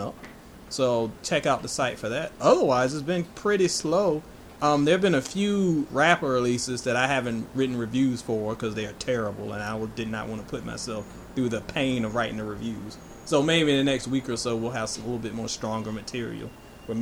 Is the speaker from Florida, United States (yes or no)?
no; East Coast of Virginia, United States; I am from the East Coast of Virginia, the seafood capital